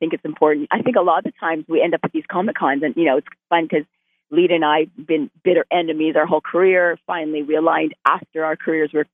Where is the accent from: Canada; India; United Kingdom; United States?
Canada; I'm Canadian